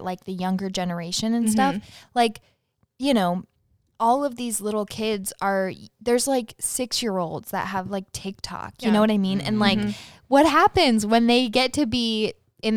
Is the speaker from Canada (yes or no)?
no; the South, United States; We grew up in the South